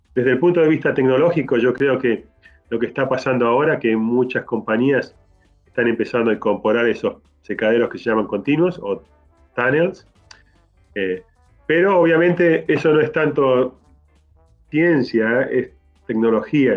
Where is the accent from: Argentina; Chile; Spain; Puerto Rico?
Argentina; moved away; also born or lived in Canada; nací en Argentina y me fui de ahí